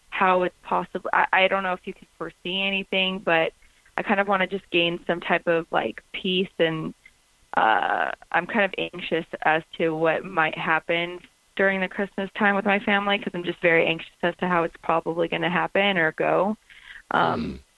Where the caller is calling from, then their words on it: North Hollywood, California, United States; I'm calling from North Hollywood.